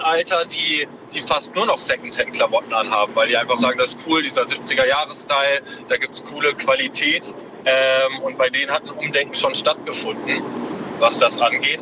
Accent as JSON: {"language": "German", "area": "Münsterland", "region": "North Rhine-Westphalia", "country": "Germany", "said": "ich komme aus dem Münsterland"}